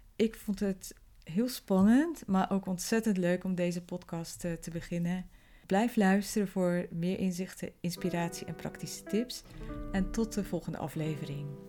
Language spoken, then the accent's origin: Dutch; Zeelandic Flanders, Netherlands; moved away as an adult; also born or lived in Belgium / The Hague; now in Rotterdam, Netherlands; oorspronkelijk kom ik uit Zeeland en ben opgegroeid in een klein dorpje in Zeeuws-Vlaanderen